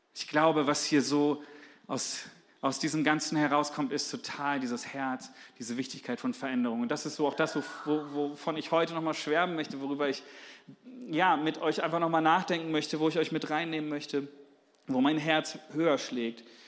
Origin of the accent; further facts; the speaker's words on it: Germany; als Deutsche